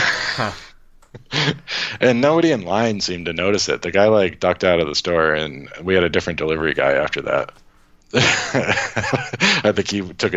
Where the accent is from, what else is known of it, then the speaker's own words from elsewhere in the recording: Worcester, Massachusetts, United States; I'm from Worcester